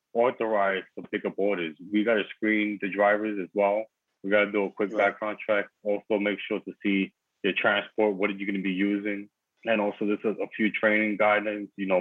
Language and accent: English; New York City, New York, United States; I was born and raised in Brooklyn, New York, Bushwick area. Yeah, my family originated from the Dominican Republic.